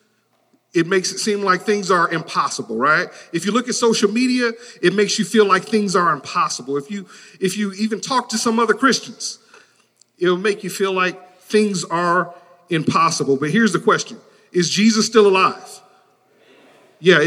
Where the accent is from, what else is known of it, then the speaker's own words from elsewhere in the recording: Detroit, Michigan, United States; I grew up in Detroit, Michigan